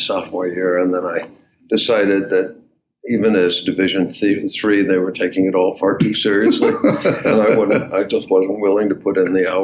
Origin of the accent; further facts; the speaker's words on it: Waterbury, Connecticut, United States; moved away as an adult; also born or lived in Baltimore area; now in Baltimore, United States; A place called Waterbury, Connecticut